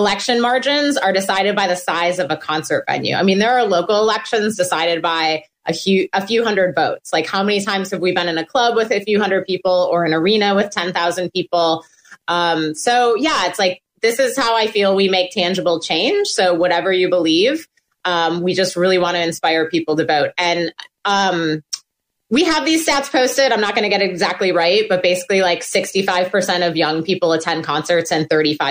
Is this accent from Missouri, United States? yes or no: no; Milwaukee, Wisconsin, United States; moved away; I'm originally from Wisconsin